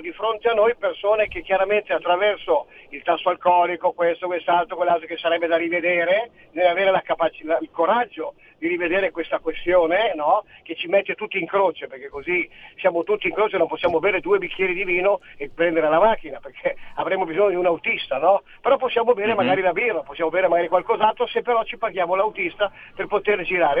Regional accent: Italy; also born or lived in Bisiacaria, Friuli Venezia Giulia; now in Friuli Venezia Giulia, Italy; sono lombardo-veneto

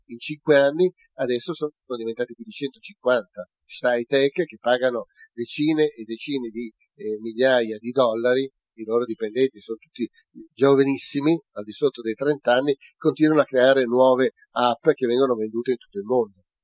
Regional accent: Italy; sono un cittadino italiano

